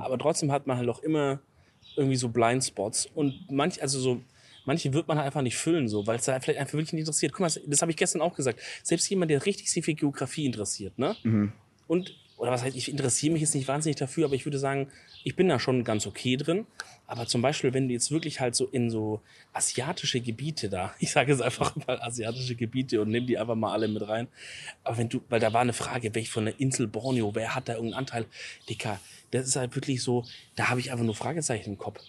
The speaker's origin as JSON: {"language": "German", "region": "Southern Germany", "country": "Germany", "said": "als Süddeutsche"}